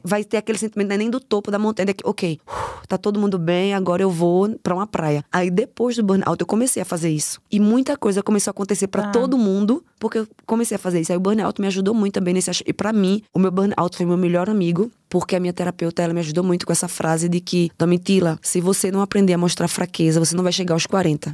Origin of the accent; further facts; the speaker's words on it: Recife, Pernambuco, Brazil; moved away as an adult; now in Germany; Eu nasci no Morro da Conceição, me criei lendo tiro